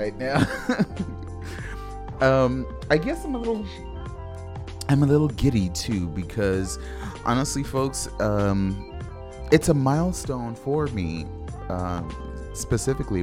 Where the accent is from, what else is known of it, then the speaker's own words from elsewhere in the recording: Los Angeles, California, United States; I grew up in Los Angeles